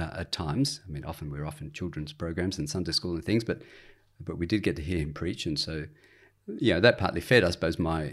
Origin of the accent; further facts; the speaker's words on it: Sydney, New South Wales, Australia; also born or lived in England / Hobart / Adelaide; I've certainly lived in Sydney most of my life. I did have a spell also in Hobart and another one in Adelaide. But yeah, born in England, spent the first few years of my life in England. But then about age four on, have been an Aussie.